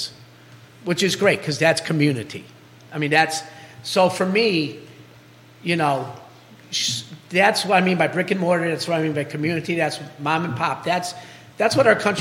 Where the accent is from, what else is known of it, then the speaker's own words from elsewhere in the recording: Chicago, Illinois, United States; now in Charlottesville, United States; my neighborhood growing up in Chicago.